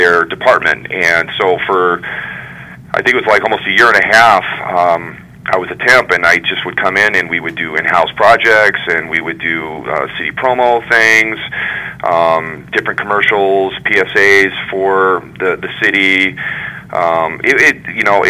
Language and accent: English; Wyoming, United States; moved away as an adult; also born or lived in Mesa, Arizona; now in Michigan, United States; I was born and raised in Wyoming